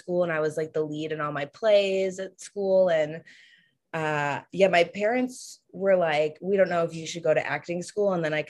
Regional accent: Hartford, Connecticut, United States; moved away as an adult; I'm from Hartford, Connecticut.

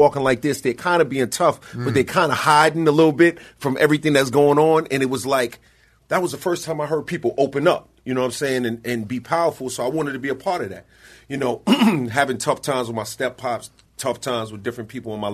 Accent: New York City, New York, United States; growing up in Queens, you feel like almost forgotten

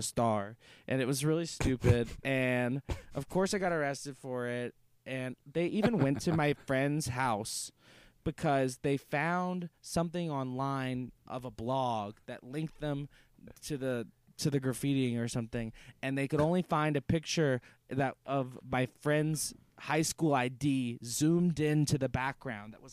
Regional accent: Louisiana, United States; especially my hometown

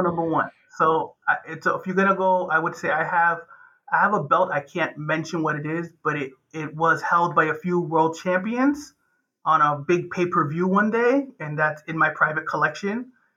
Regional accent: Chelsea, Massachusetts, United States; I'm from Chelsea, Massachusetts, which is the next city up of Boston

